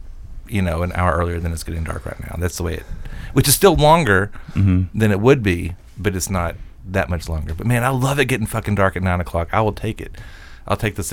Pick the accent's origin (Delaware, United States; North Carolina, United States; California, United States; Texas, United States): Texas, United States; I'm from Texas